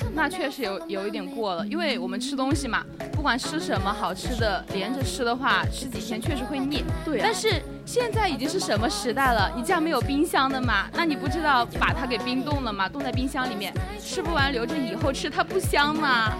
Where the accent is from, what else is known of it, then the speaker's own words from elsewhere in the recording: southern China, China; 作为南方人的我